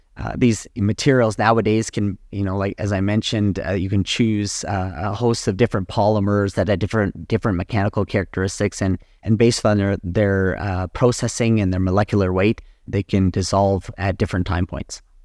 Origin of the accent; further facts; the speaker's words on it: Calgary, Alberta, Canada; also born or lived in Ann Arbor, Michigan, United States / Edmonton, Alberta, Canada / Boston, Massachusetts, United States / Phoenix, Arizona, United States; I was born and raised in Calgary, Alberta